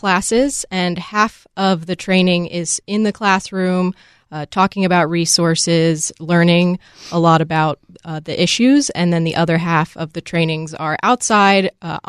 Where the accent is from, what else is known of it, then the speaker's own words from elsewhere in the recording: Virginia, United States; now in Washington, United States; I did not grow up here. I grew up in Virginia.